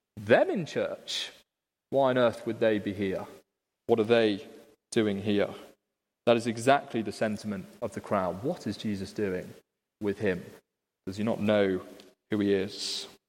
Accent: Liverpool, North West England, United Kingdom; In my city, Liverpool, which of course you can all tell by my accent

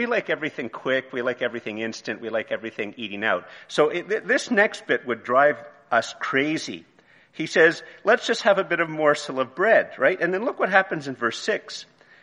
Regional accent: Montreal, Quebec, Canada; moved away; also born or lived in Eganville, Ontario / Ottawa, Ontario; I grew up in Montreal, and then I went to Eganville, and then I lived in Ottawa, and I mainly lived in Ottawa.

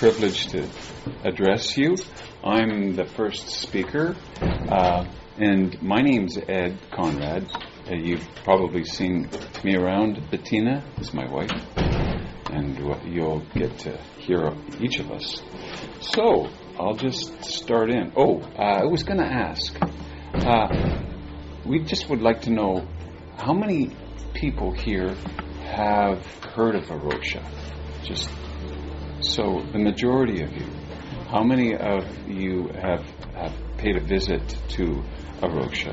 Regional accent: Edmonton, Alberta, Canada; moved away as an adult; also born or lived in Vancouver; now in South Surrey, Canada; we moved back to Edmonton, which is my hometown

